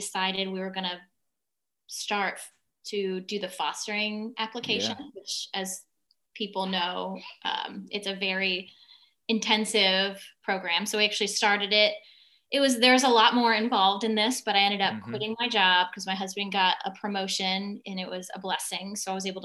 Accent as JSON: {"language": "English", "region": "Northern Virginia", "country": "United States", "tie": "born or raised there", "said": "I grew up in Northern Virginia in a more of a liturgical religious church"}